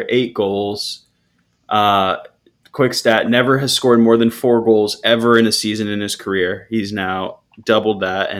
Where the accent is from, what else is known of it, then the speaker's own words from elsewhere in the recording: United States; I am an American